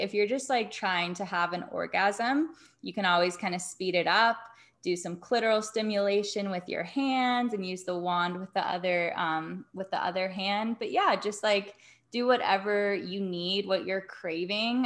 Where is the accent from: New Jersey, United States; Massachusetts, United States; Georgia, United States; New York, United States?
Georgia, United States; Atlanta; now in Las Vegas, United States; I grew up in Atlanta